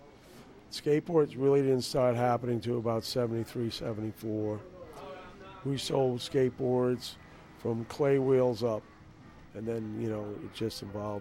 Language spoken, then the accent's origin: English; Newport, Rhode Island, United States; I grew up in Newport, Rhode Island